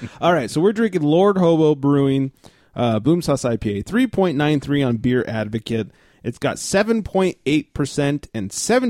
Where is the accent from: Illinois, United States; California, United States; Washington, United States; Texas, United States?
California, United States; as a Californian